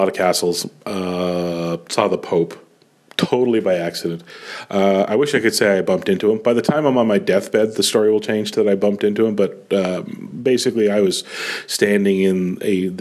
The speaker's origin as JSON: {"language": "English", "country": "Canada", "said": "I am that Canadian"}